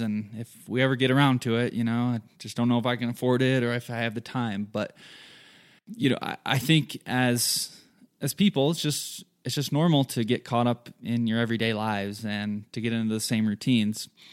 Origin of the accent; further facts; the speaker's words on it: southern Michigan, United States; moved away as an adult; now in Colorado, United States; I'm originally from Michigan. Grew up there in a small town, southern Michigan, lots of farm fields